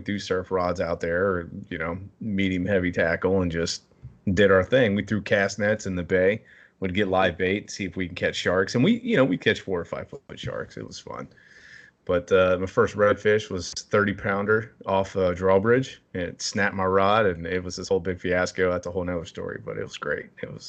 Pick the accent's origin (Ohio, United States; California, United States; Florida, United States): Florida, United States; I mean, I grew up in Florida pretty much. I lived down there for a little while.